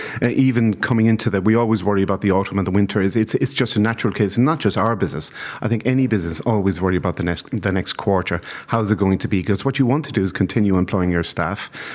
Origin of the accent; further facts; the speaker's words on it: London, United Kingdom; years ago, 30 years ago, I came from London to become the head chef of a place called Estampa in Dawson Street in Dublin.